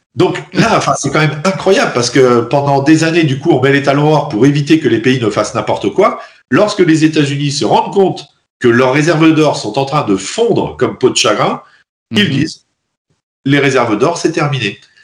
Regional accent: France; en tant que Français et en tant qu'Européen

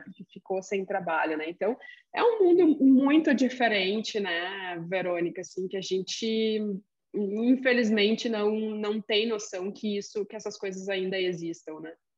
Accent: Rio Grande do Sul, Brazil; accent: gauchês; sou gaúcha mesmo

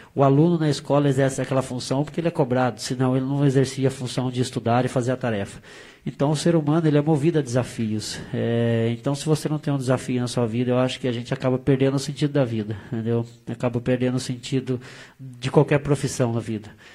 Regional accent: Brazil; a gente é brasileiro

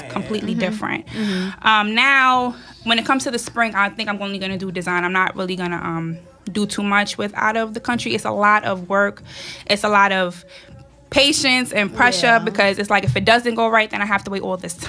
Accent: New York City, New York, United States; I'm 23. I'm from Harlem.

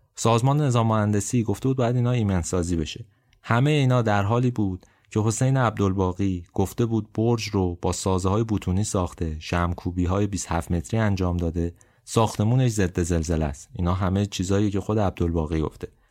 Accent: Abadan, Khuzestan, Iran; moved away; به عنوان یه آبادانی

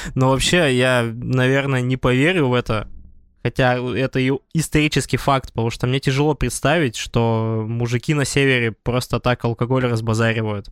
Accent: Tyumen, Tyumen Oblast, Russia; Я как человек из Тюмени, я представляю Туру

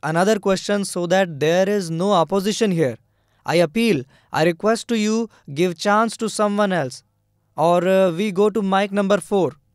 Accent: Kasan village, Gurgaon district, Haryana, India; I have come from Gurgaon district, village Kasan

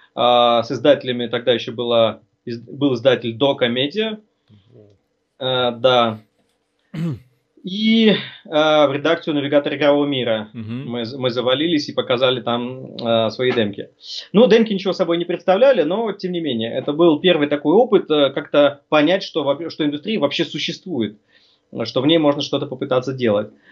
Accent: Norilsk, Krasnoyarsk Krai, Russia; moved away; also born or lived in Tatarstan; Родом ну. я вообще из Норильска

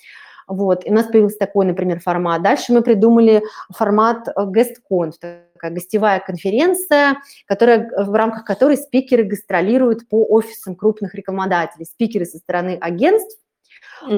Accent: Russia; я из России, в общем-то, живу в Москве

